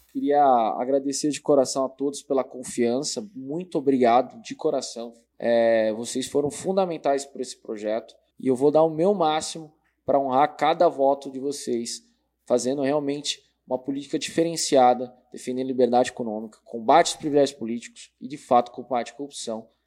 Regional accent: São Paulo, Brazil; moved away as an adult; now in Sorocaba, Brazil; nasci em São Paulo, né? Há, há 12 anos moro em Sorocaba, na Zona Norte

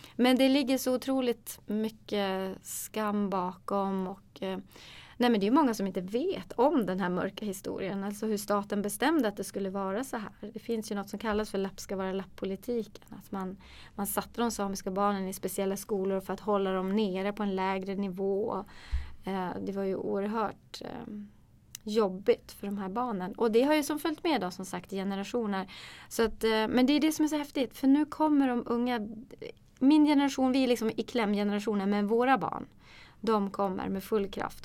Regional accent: Kiruna, Norrbotten County, Sweden; Ja, jag är ju född och uppvuxen i Kiruna.

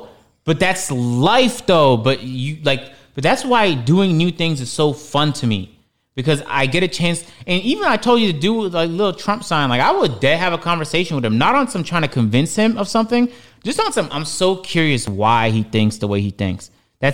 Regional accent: Toronto, Ontario, Canada; the slight racism I experienced growing up in Toronto.

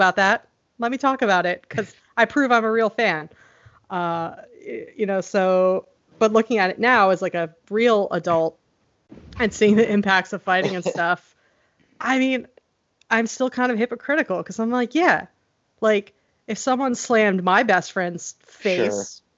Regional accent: Pennsylvania, United States; Yeah, because I grew up in Pennsylvania, and we had like AOL dial-up and no cable or anything.

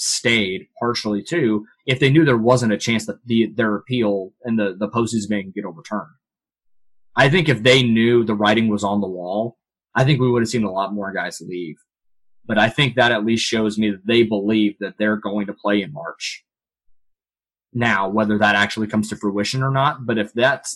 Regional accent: Kansas City, United States; my hometown of Kansas City

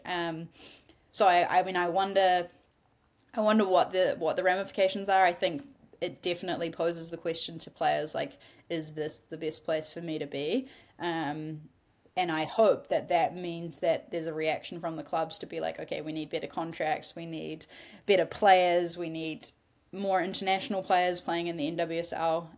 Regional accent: New Zealand; as a New Zealander.

